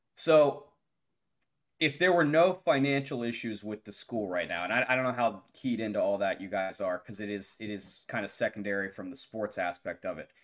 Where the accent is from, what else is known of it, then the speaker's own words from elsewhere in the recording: Morgantown, West Virginia, United States; I'm a J M U alum, but I grew up in Morgantown